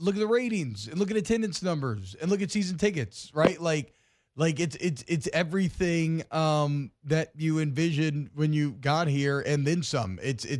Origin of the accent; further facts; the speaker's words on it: Atlanta, Georgia, United States; moved away; I grew up in Atlanta